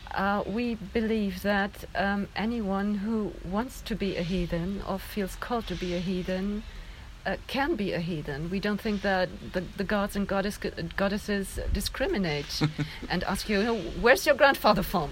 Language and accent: English; Germany; I'm from Germany